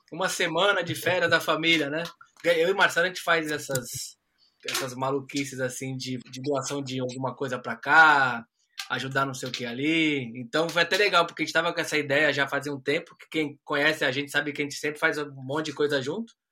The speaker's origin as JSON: {"language": "Portuguese", "country": "Brazil", "moved": "yes", "lives_now": "Australia", "said": "Ah, como um bom brasileiro, aquele aquele instinto né, brasileiro de gambiarra a gente conhece um pouco."}